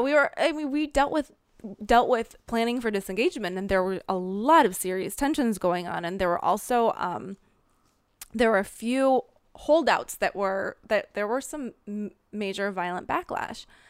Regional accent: Minnesota, United States; accent: Minnesota; moved away as an adult; now in Israel; I grew up in the Midwest

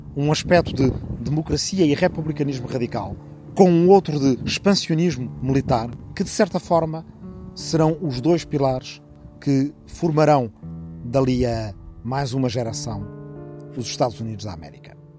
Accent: Arrifano, Ribatejo, Portugal; minha aldeia de Arrifano, no Ribatejo

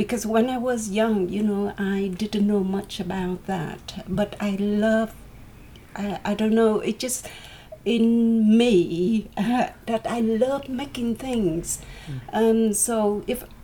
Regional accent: Vietnam; moved away; I'm from Vietnam, and I live right in the near the countryside

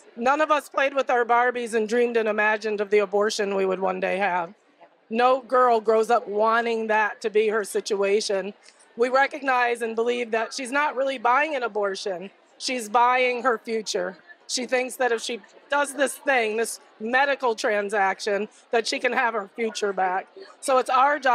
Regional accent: Missouri, United States; I come from Missouri, which was the first abortion-free state in the nation

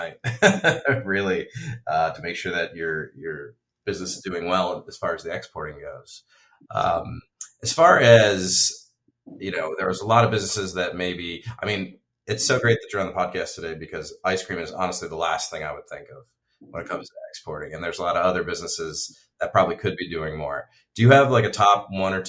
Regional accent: United States; I'm an American

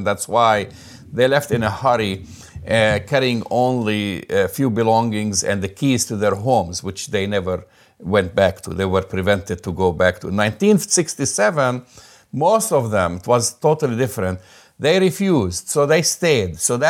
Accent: Jerusalem, Israel; And that's why I grew up just in Jerusalem, and I used to play on those hills.

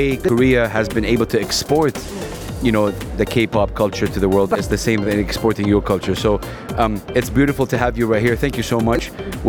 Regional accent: Saudi Arabia; I'm from Saudi Arabia

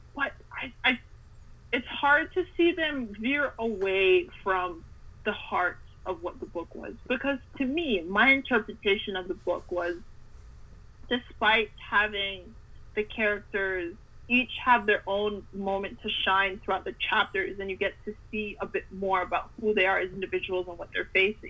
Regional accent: Canada; I grew up somewhere in Canada

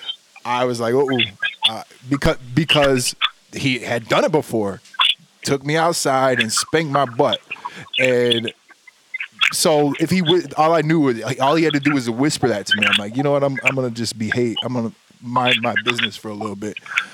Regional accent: Texas, United States; I grew up in Texas.

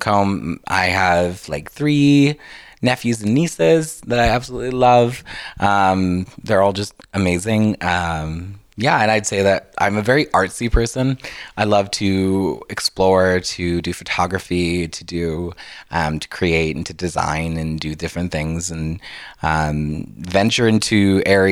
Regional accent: Grande Prairie, Alberta, Canada; also born or lived in South Africa; I was born in Grand Prairie.

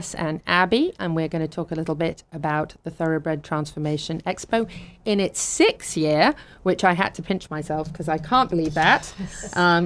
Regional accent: England, United Kingdom; moved away; growing up in England, when I was jumping and eventing

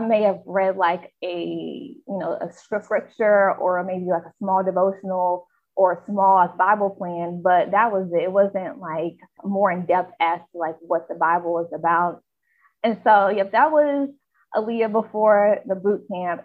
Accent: Charlotte, North Carolina, United States; I'm from Charlotte, North Carolina

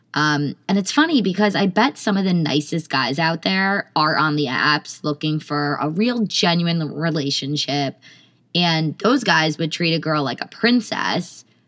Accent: Millburn, New Jersey, United States; I'm from Milburn.

